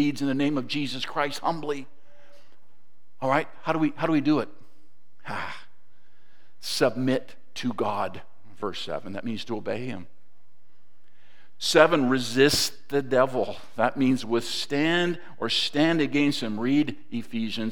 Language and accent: English; Toronto, Ontario, Canada; also born or lived in Mississauga; now in Georgetown, Canada; Growing up in Toronto, which is where I grew up, and then moved to Mississauga